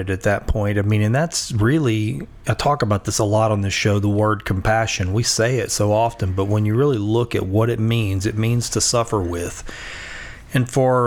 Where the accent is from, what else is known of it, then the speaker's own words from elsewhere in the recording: Louisiana, United States; I think of myself as a Louisianian